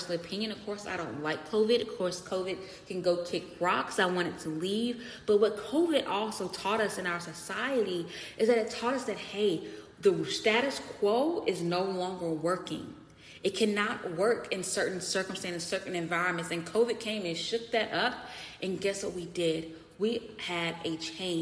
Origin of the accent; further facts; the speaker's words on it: United States; being American, what I love about living in this society and in my community